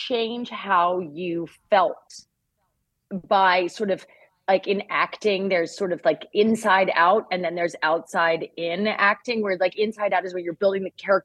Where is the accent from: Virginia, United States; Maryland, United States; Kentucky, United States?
Maryland, United States; Baltimore; I grew up in Baltimore